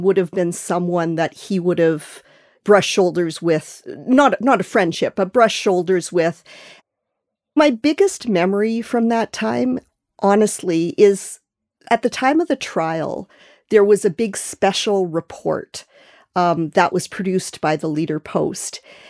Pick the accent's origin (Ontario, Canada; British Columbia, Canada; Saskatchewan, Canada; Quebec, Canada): Saskatchewan, Canada; Regina; I grew up in Regina